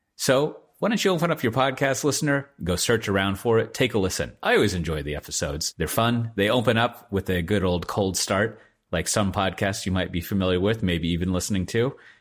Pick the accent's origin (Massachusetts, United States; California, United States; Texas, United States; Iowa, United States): Texas, United States; as a Texan